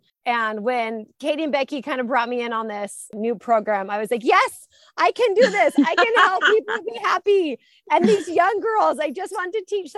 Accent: California, United States; And I'm born and raised in Southern California. And we are a beach family. We love it so much.

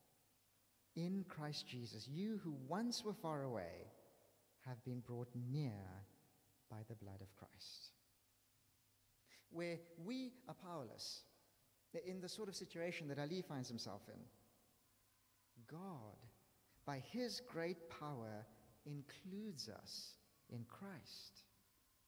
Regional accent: South Africa; now in London, United Kingdom; I'm from South Africa

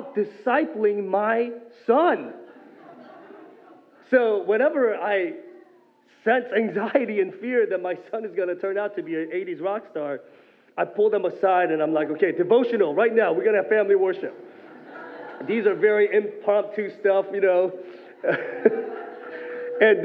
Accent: South Korea; moved away; growing up in Korea and actually seeing this in the countryside

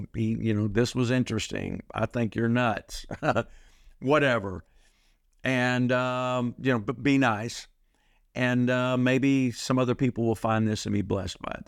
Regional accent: Texas, United States; I'm from Texas

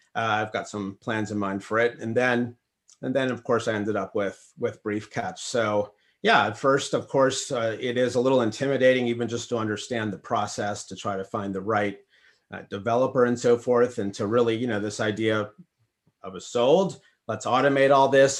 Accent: Minnesota, United States; moved away; I'm actually from Minnesota

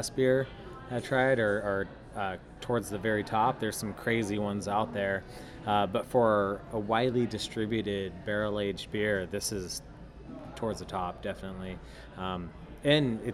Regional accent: San Diego, California, United States; moved away as an adult; born and raised in San Diego, lived nowhere else beside

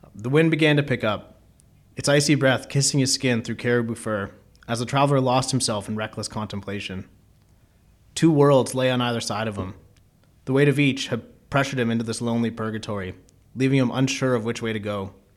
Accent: Keswick, Ontario, Canada; now in Toronto, Canada; I grew up in Keswick, Ontario, which is a small town about forty-five minutes north of Toronto

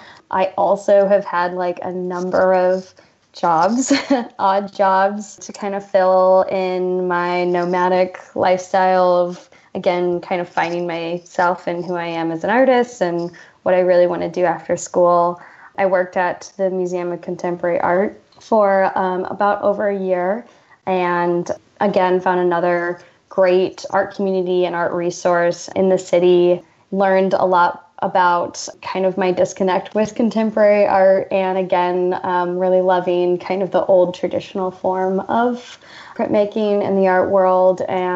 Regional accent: Champaign, Illinois, United States; born and raised in Champaign, Illinois.

